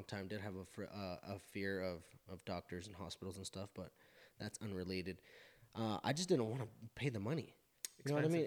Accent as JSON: {"language": "English", "town": "Burley", "region": "Idaho", "country": "United States", "also_born_or_lived": "Pocatello, Idaho", "said": "we're from Burley, Idaho."}